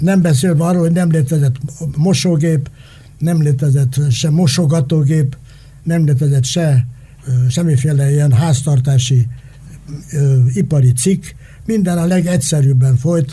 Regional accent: Hungary; én a Kossuth utcában születtem, szemben a Kossuth utca iskolával

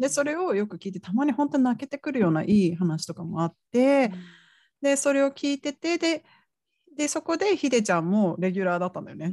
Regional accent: Gifu, Japan; moved away as an adult; now in Arizona, United States; 生まれと育ちを言うと日本なんですよねですあの岐阜出身です岐阜県出身ですでカントリーガールですね田舎娘

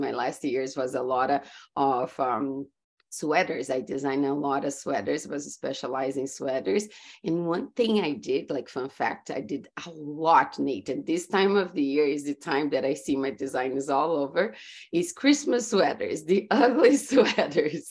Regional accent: Brazil; English is a second language; moved away as an adult; also born or lived in California, United States; now in Florida, United States; I grew up in Brazil and I moved to US about 14 years ago.

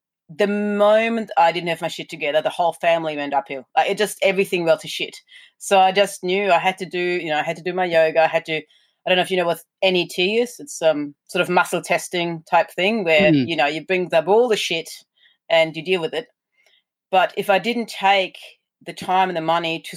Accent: Germany; moved away as an adult; now in Australia; I'm German. Well, I've been here for 20 years now, but I was born in Germany

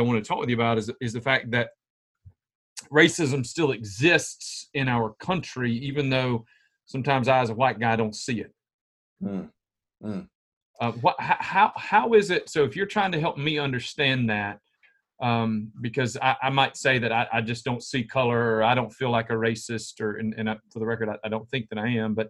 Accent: Spartanburg, South Carolina, United States; now in Camden, United States; We're both from Spartanburg

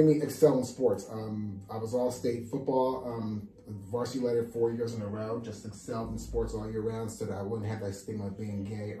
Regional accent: New Jersey, United States; Like in the 80s where I grew up outside of Manhattan in New Jersey

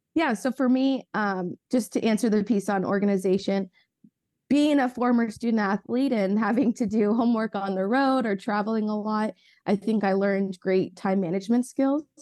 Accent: Ventura County, California, United States; I grew up in Ventura County

